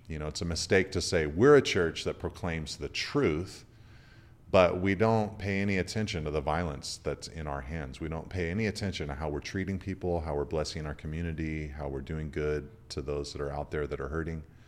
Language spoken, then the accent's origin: English; California, United States; as a Californian